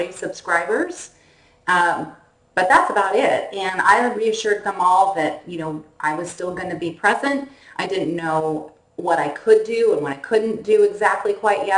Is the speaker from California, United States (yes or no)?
yes; Northern California, United States; born or raised there